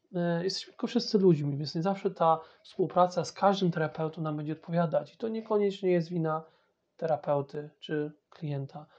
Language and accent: Polish; Poland; first language Polish; moved away as an adult; now in England, United Kingdom; jestem Polakiem, to jest mój pierwszy język